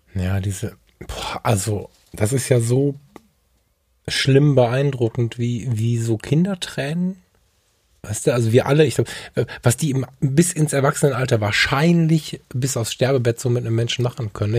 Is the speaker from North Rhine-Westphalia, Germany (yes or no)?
yes; Ratingen, North Rhine-Westphalia, Germany; Ich bin in Rating geboren.